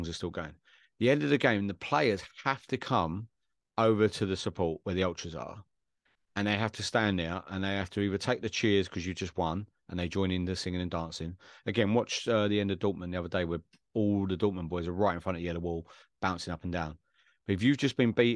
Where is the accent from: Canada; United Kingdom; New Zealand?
United Kingdom; England; England, Ouspol, Wimbledon